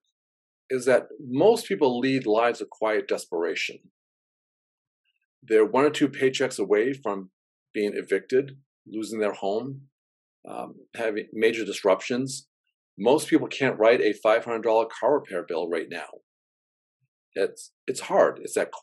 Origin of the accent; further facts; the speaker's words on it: Gorham, Maine, United States; now in New Hampshire, United States; I grew up poor in Gorham, Maine